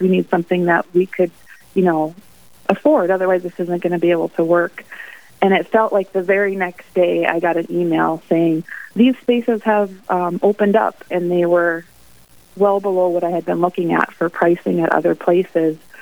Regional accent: Mandan, North Dakota, United States; now in Bismarck, United States; I grew up in Mandan

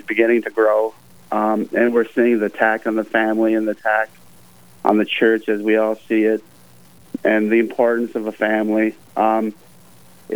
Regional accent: Elk River, Minnesota, United States; I grew up in the Elk River, Rogers area, in St. Cloud Diocese

